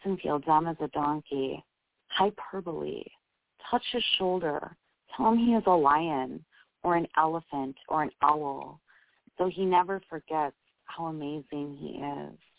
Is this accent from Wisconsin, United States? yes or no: yes; Wisconsin, United States; accent: Wisconsinite; my uh Wisconsinite accent